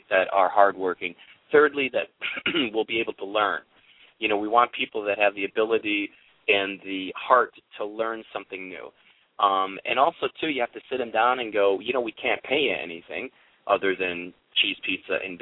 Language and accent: English; Appleton, Wisconsin, United States; I'm from Appleton, Wisconsin